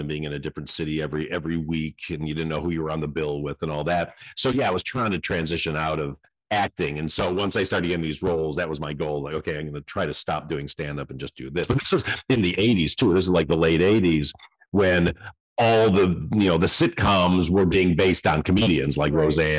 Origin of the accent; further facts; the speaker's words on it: Detroit, Michigan, United States; I'm from Michigan, you know, and I grew up in Detroit.